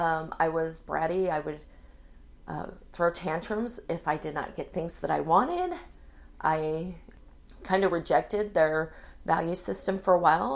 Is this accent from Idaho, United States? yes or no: yes; Pocatello, Idaho, United States; born there; also born or lived in Hawaii / California / Virginia / Washington; Well, I was born in Pocatello, Idaho, my dad was enlisted Navy.